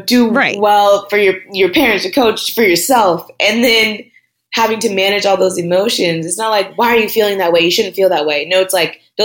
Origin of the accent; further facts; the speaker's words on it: Southern California, United States; moved away as an adult; also born or lived in Tallahassee, Florida; growing up in Southern California, for sure, I felt outnumbered at times